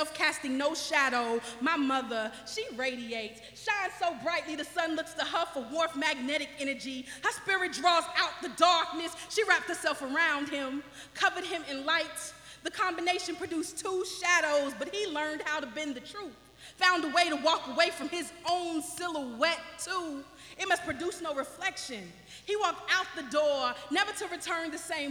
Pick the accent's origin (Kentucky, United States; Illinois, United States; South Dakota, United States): Kentucky, United States; Owensboro; I am from Owensboro, Kentucky.